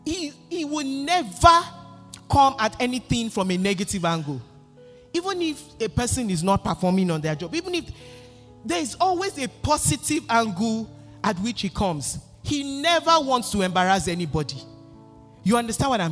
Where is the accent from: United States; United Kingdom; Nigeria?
Nigeria; moved away; I grew up in Nigeria, in Africa